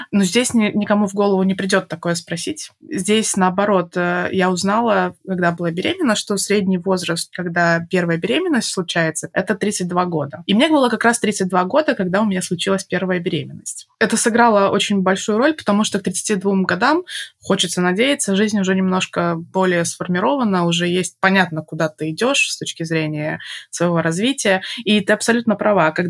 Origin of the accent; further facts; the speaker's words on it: Belarus; moved away as an adult; я переехала из Беларуси, когда мне было 25 лет